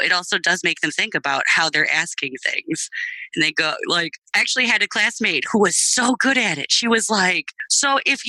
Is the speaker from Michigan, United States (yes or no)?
yes; Michigan, United States; you know, I'm from Michigan.